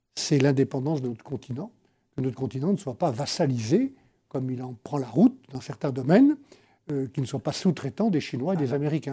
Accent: Savoie, Auvergne-Rhône-Alpes, France; depuis la Savoie, que j'ai gérée pendant 17 ans

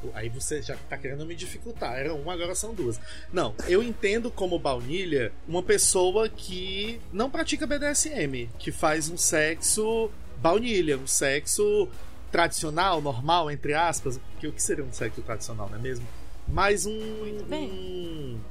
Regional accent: Fortaleza, Ceará, Brazil; sou de Fortaleza, Ceará

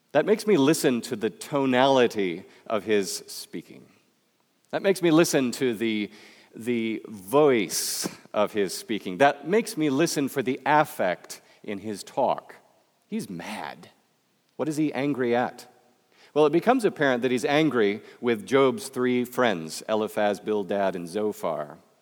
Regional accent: Michigan, United States; accent: Midwestern; moved away; also born or lived in Florida; I come from Michigan, where you don't have an accent

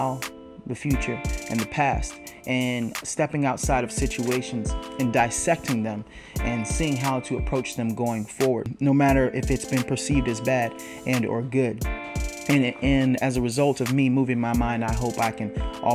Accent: Dallas, Texas, United States; I'm from Dallas, Texas

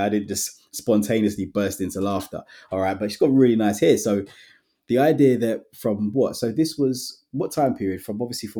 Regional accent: England, United Kingdom; Caribbean heritage. Sometimes you can feel a bit isolated. So sometimes I feel as though, okay, I'm too English to go back to Jamaica, but I'm too Jamaican to be classed as English.

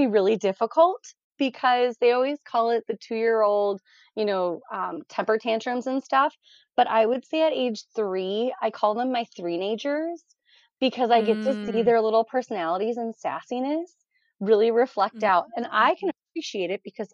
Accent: Raleigh, North Carolina, United States; moved away as an adult; now in Twin Cities, United States; I grew up in Raleigh, North Carolina

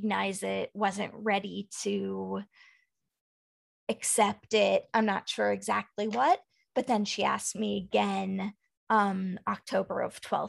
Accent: Dallas, Texas, United States; moved away; I grew up in Dallas

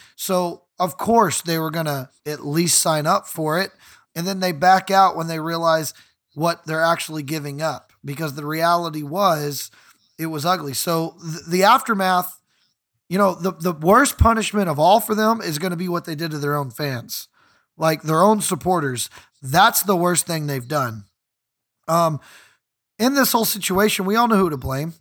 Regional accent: United States; I'm an American fan. I was not born in East London

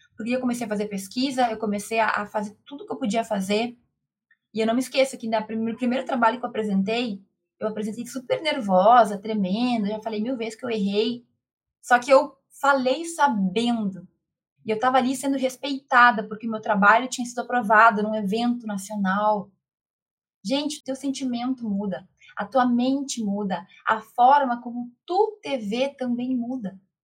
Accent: Rio Grande do Sul, Brazil; moved away as an adult; also born or lived in Santa Maria; now in Santa Catarina, Brazil; Eu sou gaúcha, moro... Hoje não moro mais lá no Rio Grande do Sul, moro em Santa Catarina

